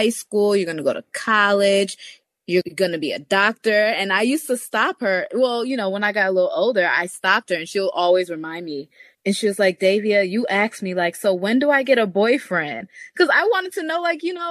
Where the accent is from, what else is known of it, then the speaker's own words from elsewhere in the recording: Jamaica; I'm Jamaican. I was born in Jamaica